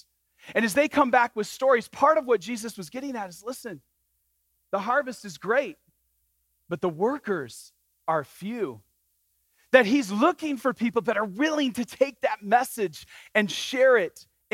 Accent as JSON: {"language": "English", "region": "Michigan", "country": "United States", "tie": "born or raised there", "said": "I grew up in Michigan"}